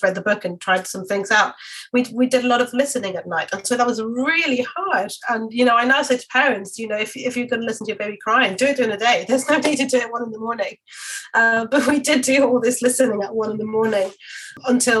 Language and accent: English; Mexico; now in London, United Kingdom; I'm from Mexico